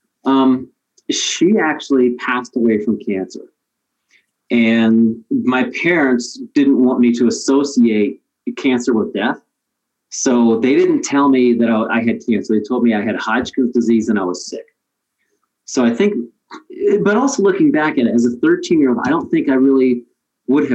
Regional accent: Willard, Ohio, United States; I was your normal, I guess, quote unquote, normal teenage kid growing up in Midwest Ohio, in Willard, Ohio

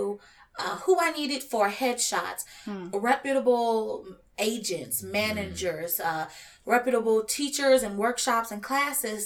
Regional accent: Chicago, Illinois, United States; moved away as an adult; now in Los Angeles, United States; I grew up in the south side of Chicago

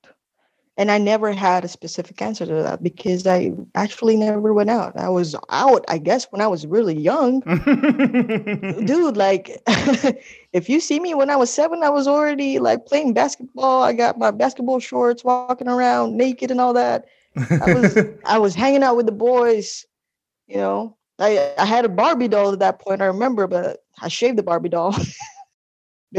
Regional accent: Philippines; also born or lived in California; I'm losing that culture as a Filipino kid.

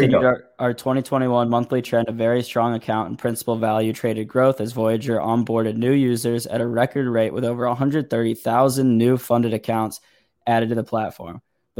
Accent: Missouri, United States; I'm from Missouri, so, you know, repping the Midwest.

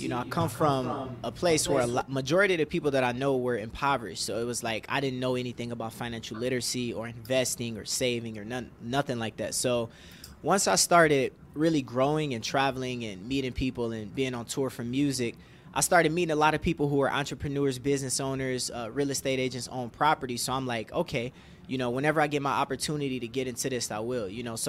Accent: Detroit, Michigan, United States; Yes, born and raised.

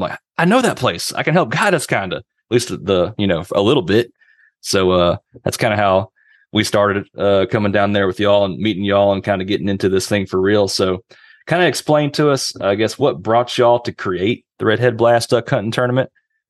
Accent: Fort Worth, Texas, United States; moved away; I'm originally from Fort Worth, Texas. My whole family's from that county right south of Fort Worth right there.

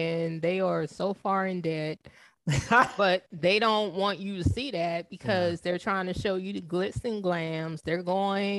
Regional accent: the South, United States; growing up in the South, most of my family were heavy set people

